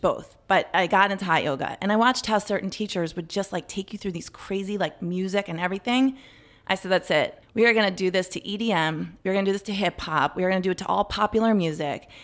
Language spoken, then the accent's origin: English; Potomac, Maryland, United States; I grew up in Maryland, in Potomac